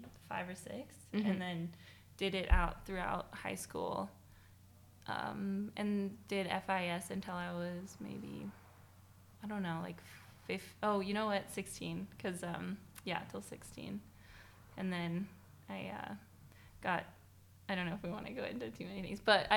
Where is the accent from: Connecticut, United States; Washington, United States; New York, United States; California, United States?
California, United States; Placerville; I was born in Placerville, which is like the foothills